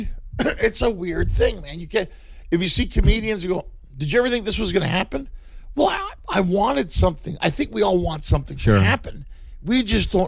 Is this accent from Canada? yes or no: yes; Ottawa, Ontario, Canada; moved away as an adult; also born or lived in Montreal / Toronto / London / Los Angeles; now in United States; I was born in Montreal and I grew up in Ottawa. So I grew up in Ottawa.